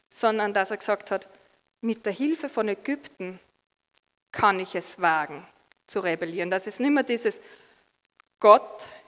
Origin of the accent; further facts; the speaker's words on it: Austria; Und ja, als Österreicher sind wir froh, dass wir einen guten österreichischen Fußballer haben.